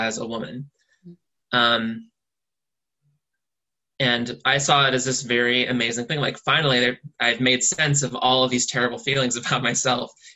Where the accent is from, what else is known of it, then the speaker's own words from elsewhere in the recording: near Waterbury, Connecticut, United States; I grew up in the rich white town next door